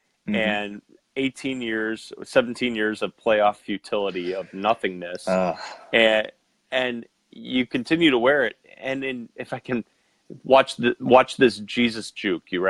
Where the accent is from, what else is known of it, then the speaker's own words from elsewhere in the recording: Western New York, United States; growing up in Western New York